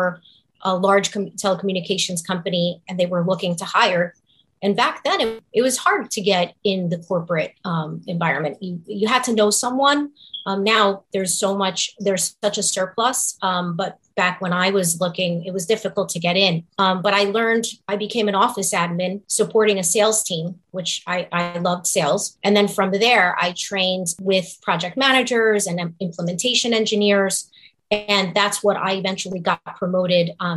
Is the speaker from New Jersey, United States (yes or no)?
yes; Newark, New Jersey, United States; also born or lived in Kearny, New Jersey; I was born and raised in Newark and in Kearney